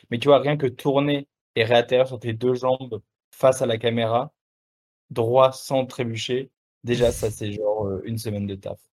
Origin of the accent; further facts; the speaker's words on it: France; accent: French; Ouais, je suis français, bah, j'ai un accent français et puis it's like that, tu vois.